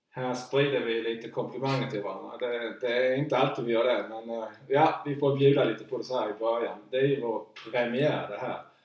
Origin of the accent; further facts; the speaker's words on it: Markaryd, Kronoberg County, Sweden; när jag var 11-12 år så det fanns bara en utrink hemma i Markaryd.